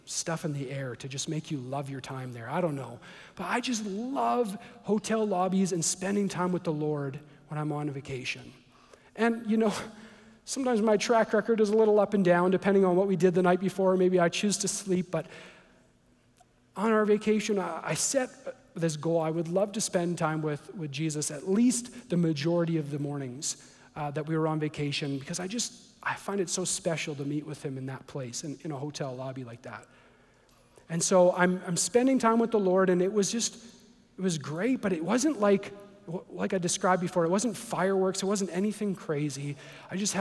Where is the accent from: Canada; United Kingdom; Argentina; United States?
Canada; I'm from Canada.